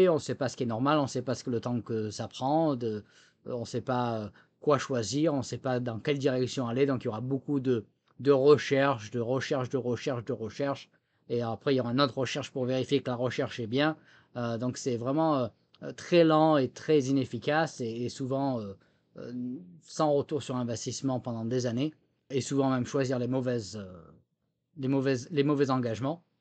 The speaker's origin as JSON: {"language": "French", "country": "France", "accent": "French", "moved": "yes", "lives_now": "United States", "said": "Bon, je suis américain aujourd'hui, mais c'est vrai que bon, il y a toujours l'accent français quand même même si je, perds mes mots en français aujourd'hui au bout de 12 ans"}